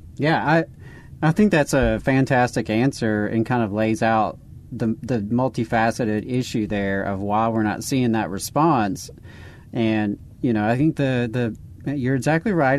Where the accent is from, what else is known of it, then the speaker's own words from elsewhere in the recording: the South, United States; being in the South, Jacob and I are born and bred in the South. We've always been here